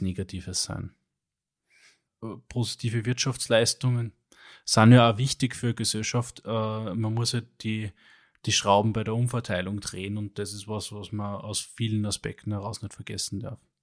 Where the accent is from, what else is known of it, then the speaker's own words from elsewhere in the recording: Upper Austria, Austria; als Oberösterreicher